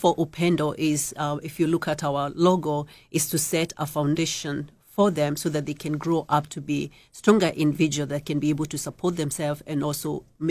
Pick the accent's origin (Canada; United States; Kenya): Kenya; moved away as an adult; I came from Kenya 19 years ago with my two children, 2.5 and 8 years.